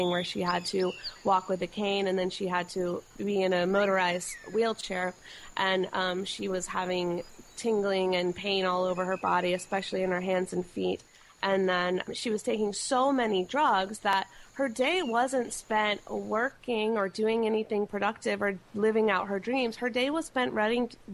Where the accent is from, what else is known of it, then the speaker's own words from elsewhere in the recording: North Carolina, United States; moved away as an adult; now in California, United States; I grew up in North Carolina, and I moved to California about 9 years ago.